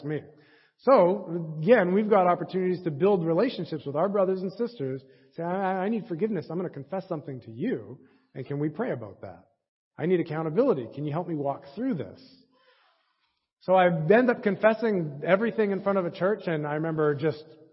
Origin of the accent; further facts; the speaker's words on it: Edmonton, Alberta, Canada; I grew up in the Edmonton Church of Christ